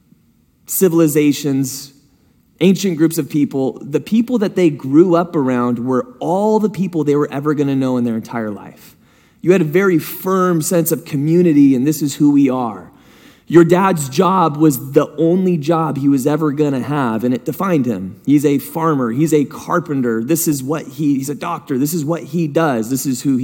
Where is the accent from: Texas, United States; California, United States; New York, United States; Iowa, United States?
California, United States; San Diego; also born or lived in Hidden Valley; I grew up in San Diego up until I was about to go into high school, and then I went to Hidden Valley. We moved up here, went to Hidden Valley.